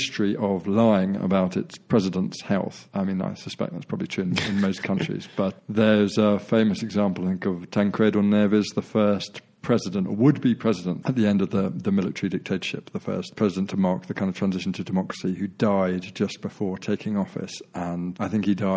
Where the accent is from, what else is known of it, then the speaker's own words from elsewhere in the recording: London, United Kingdom; I was born in Farnborough, which is basically a suburb of London, southeast London.